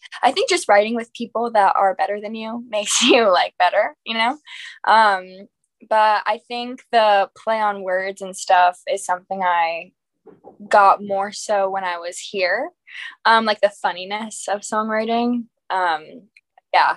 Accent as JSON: {"language": "English", "town": "Raleigh", "region": "North Carolina", "country": "United States", "moved": "yes", "lives_now": "Nashville, United States", "said": "I'm from Raleigh, North Carolina"}